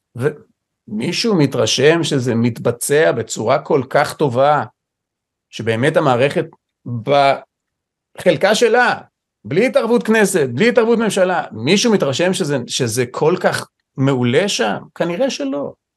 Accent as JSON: {"language": "Hebrew", "country": "Israel", "tie": "born or raised there", "said": "נולדתי פה, גדלתי פה"}